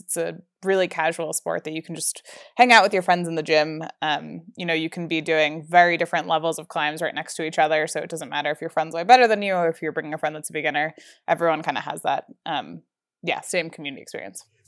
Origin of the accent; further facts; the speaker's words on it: New Jersey, United States; moved away as an adult; now in Colorado, United States; I grew up in New Jersey, um, my whole life